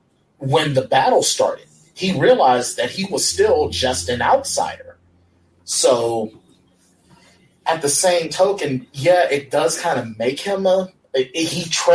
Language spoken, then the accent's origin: English; United States; I was born here.